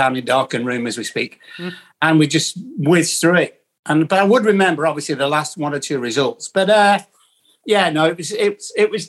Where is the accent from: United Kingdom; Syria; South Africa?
United Kingdom; Preston, North West England; I am from Preston